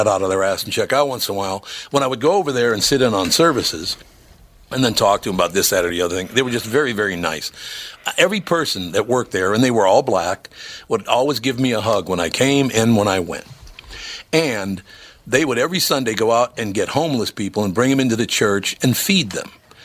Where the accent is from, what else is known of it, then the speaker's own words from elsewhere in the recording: Minneapolis, Minnesota, United States; I grew up in the hood, which I'm very, very happy. I love north Minneapolis.